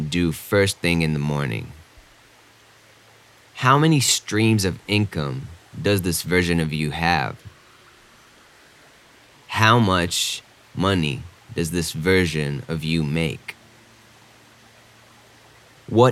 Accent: Israel; moved away as an adult; also born or lived in New York / Austin, Texas / Denver; I grew up in Israel, and after my army service

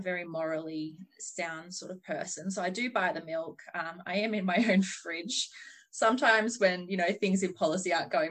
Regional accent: Macedon Ranges, Victoria, Australia; now in Western Australia, Australia; I'm originally from Victoria. I'm from Macedon Ranges in Victoria. I wouldn't really call it remote by WA standards, but it is classed as country Vic, I guess. So I'm from the lovely Macedon Ranges

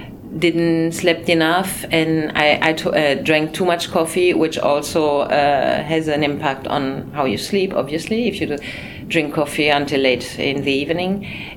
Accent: Brussels, Brussels-Capital Region, Belgium; born there; also born or lived in Spain / France / Luxembourg; I mean, my parents, my mother was German, my father Belgian. I was born in Brussels and I lived in Spain 15 years. I lived in France, I lived in Luxembourg.

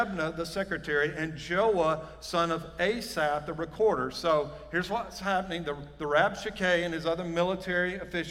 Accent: Johnston County, North Carolina, United States; sound like I'm from Johnston County. Even though I am.

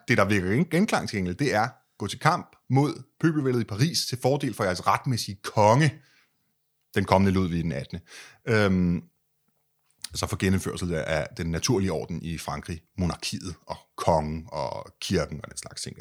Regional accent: Denmark; som dansker

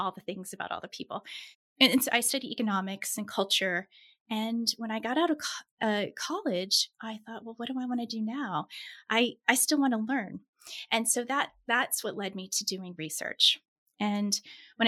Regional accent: Kansas, United States; also born or lived in Pittsburgh; I was born in Kansas, which for our international listeners is right in the middle of the U.S.

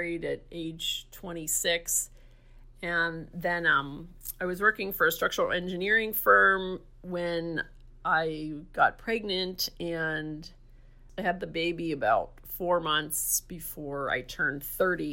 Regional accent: Dormont, Pennsylvania, United States; now in La Mesa, United States; I grew up in Dormont, Pennsylvania, which is outside of Pittsburgh

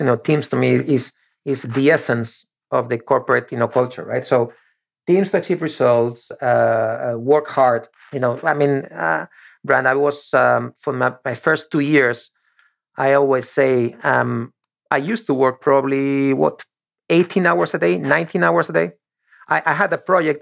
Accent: Torrejón de Ardoz, Community of Madrid, Spain; English is a second language; moved away as an adult; now in Florida, United States; one of the teams of my hometown, meaning Torrejon

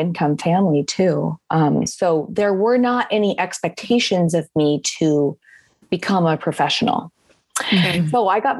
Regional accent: Iowa, United States; I grew up in the Midwest, in Iowa specifically. I was the second of seven children.

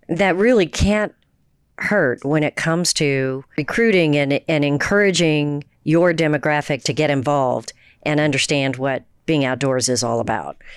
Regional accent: Houston, Texas, United States; also born or lived in New Jersey; I grew up in the in the suburbs of Houston.

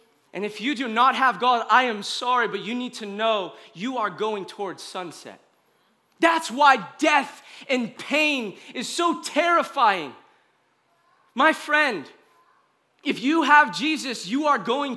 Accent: United States; I love being an American. I do. I'm like a U.S. citizen

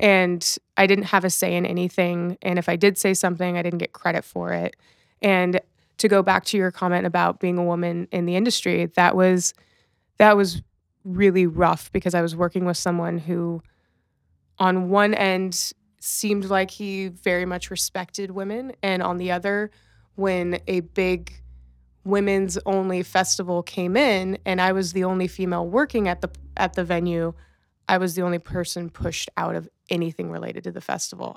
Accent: Los Angeles, California, United States; also born or lived in Riverside, California (Inland Empire); I will call myself born and raised in Los Angeles, but technically I was birthed in the nine oh nine

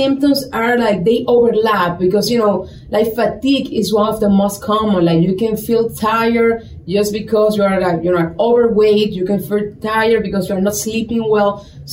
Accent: Santo Domingo, Distrito Nacional, Dominican Republic; moved away as an adult; also born or lived in New York / Tampa, Florida; now in Sioux City, United States; born and raised in Dominican Republic. I'm from Santo Domingo

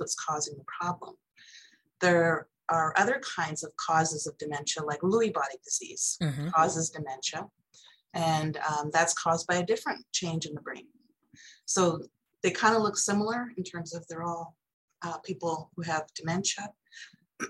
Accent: Toronto, Ontario, Canada; moved away as an adult; now in Irvine, United States; I grew up in Toronto, so mm-hmm. I'm a Canadian like you.

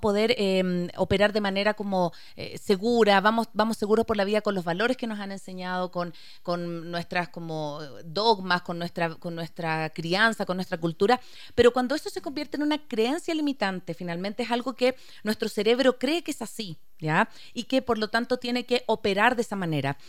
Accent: Chile; soy chilena

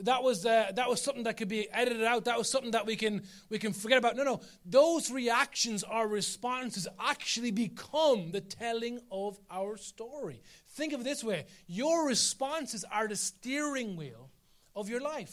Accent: Carlow, Leinster, Ireland; I'm from Carlo.

